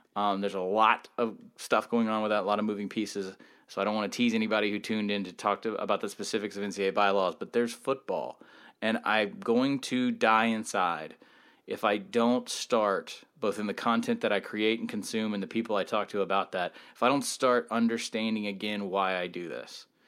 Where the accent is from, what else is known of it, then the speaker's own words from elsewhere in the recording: Georgia, United States; moved away; also born or lived in West Virginia / Virginia; I'm from Georgia